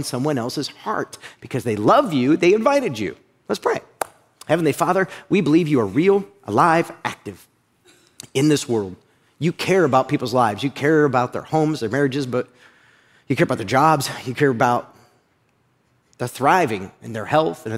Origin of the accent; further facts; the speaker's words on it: Uniontown, Ohio, United States; moved away; I grew up in a little area called Uniontown, Ohio. It's right outside of Akron, Ohio